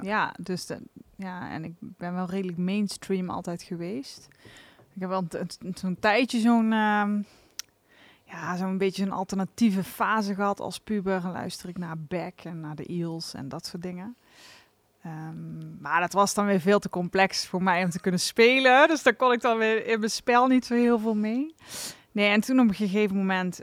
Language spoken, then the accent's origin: Dutch; Venlo, Limburg, Netherlands; afkomstig uit Venlo